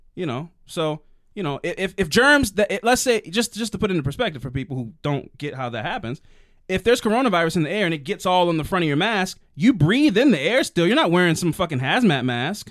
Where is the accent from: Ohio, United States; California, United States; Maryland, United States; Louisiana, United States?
Maryland, United States; I'm from Maryland